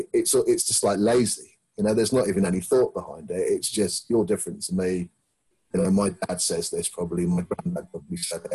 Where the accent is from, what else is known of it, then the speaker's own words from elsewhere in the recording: Plymouth, South West England, United Kingdom; now in London, United Kingdom; I'm from Plymouth, basically.